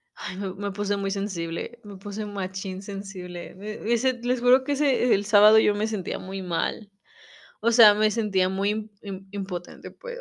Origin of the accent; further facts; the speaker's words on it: Mexico; como mexicanos